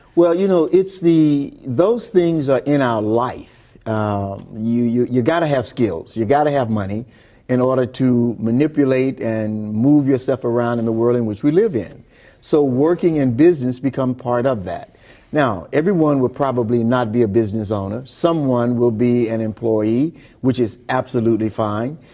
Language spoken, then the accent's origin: English; Glen Allan, Mississippi, United States; Glen Allen, Mississippi, where I grew up.